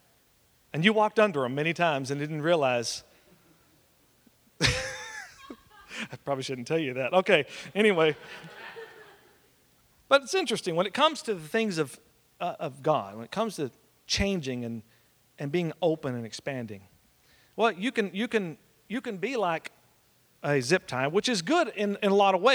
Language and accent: English; Oklahoma, United States; moved away; also born or lived in West Texas; I'm from Oklahoma originally